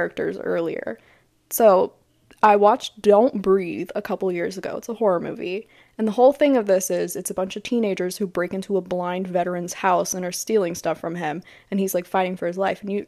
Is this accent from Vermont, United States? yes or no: no; Gainesville, Florida, United States; I grew up in Gainesville